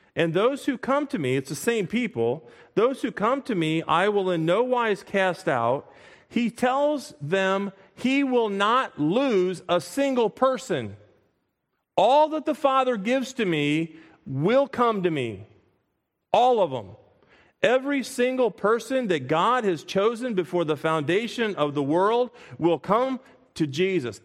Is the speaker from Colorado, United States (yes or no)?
no; Springfield, Illinois, United States; moved away as an adult; now in Pennsylvania, United States; Whenever Kathy and I go back to our hometown